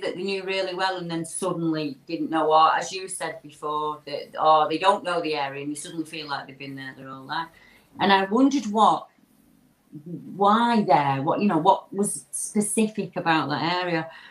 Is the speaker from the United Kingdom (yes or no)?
yes; Lancashire, North West England, United Kingdom; I'm the …. I'm from Lancashire in the, the UK